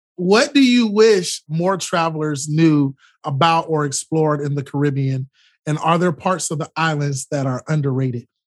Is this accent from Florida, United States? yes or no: yes; Florida, United States; a young man born and raised in Florida